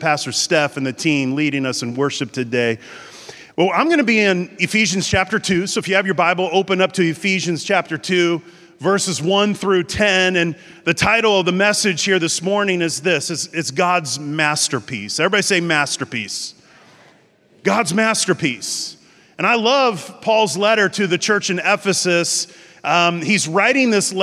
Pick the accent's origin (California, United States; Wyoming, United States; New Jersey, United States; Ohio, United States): California, United States; Encinitas; I am from San Diego, so it's North County, San Diego. The town is called Encinitas